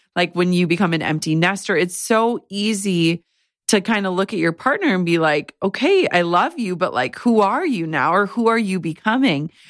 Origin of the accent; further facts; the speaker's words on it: Midwest, United States; as a Midwesterner